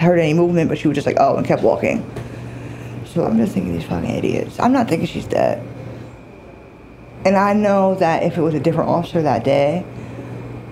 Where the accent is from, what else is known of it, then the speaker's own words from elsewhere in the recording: New York City, New York, United States; I grew up, not in the streets, but I am from Manhattan. I am from the East Village